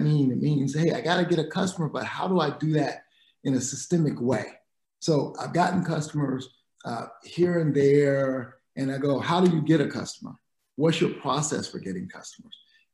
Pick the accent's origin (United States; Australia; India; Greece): United States; South Carolina; moved away; also born or lived in Dominican Republic; I grew up in South Carolina